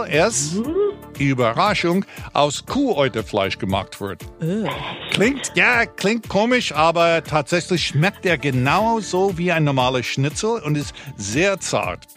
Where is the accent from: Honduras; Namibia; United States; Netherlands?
United States; now in Berlin, Germany; alten Ami